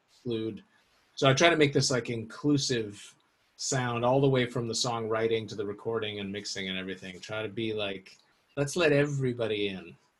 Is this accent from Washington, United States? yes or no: yes; Seattle, Washington, United States; I grew up in Seattle